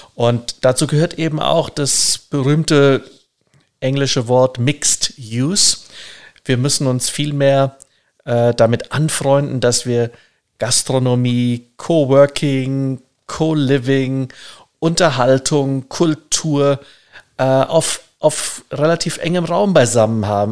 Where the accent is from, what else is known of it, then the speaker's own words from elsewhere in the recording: Germany; wir sind als Deutsche